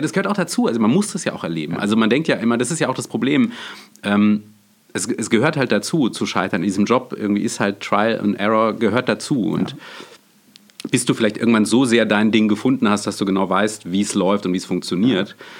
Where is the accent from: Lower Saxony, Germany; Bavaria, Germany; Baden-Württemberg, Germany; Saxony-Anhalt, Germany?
Baden-Württemberg, Germany; Freiburg; ich komme ja aus dem Schwarzwald, aus Freiburg